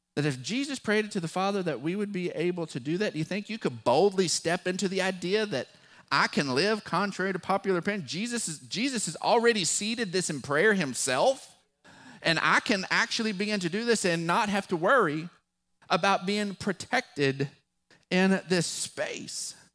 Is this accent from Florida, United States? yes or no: no; West Texas, United States; accent: West Texas drawl; our West Texas drawl because we're not from there. We're from West Texas.